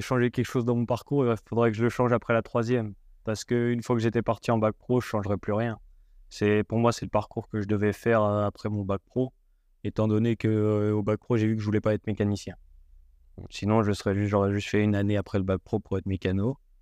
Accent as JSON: {"language": "French", "area": "Haute-Savoie", "region": "Auvergne-Rhône-Alpes", "country": "France", "said": "je viens de, de Haute-Savoie, petit village en Haute-Savoie"}